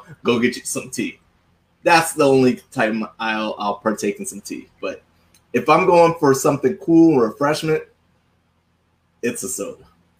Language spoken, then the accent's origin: English; the South, United States; But no, I'm from the South, right?